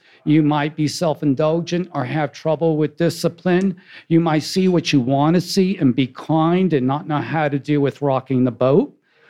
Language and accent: English; New York City, New York, United States; moved away; also born or lived in New Jersey; I was raised near Shea Stadium.